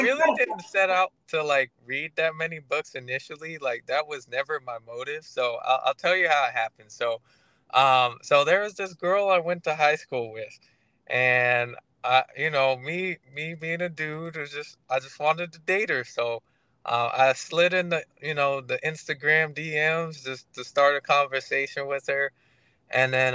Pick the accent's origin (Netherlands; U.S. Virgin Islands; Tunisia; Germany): U.S. Virgin Islands; St. Croix; now in Tampa, United States; I live in Tampa, Florida, but I'm originally from St. Croix, just a small little island in the U.S. Virgin Islands